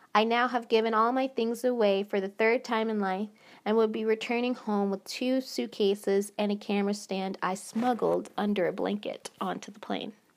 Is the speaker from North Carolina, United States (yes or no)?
yes; North Carolina, United States; moved away as an adult; also born or lived in Phoenix, Arizona; go back home safe to North Carolina, my home state.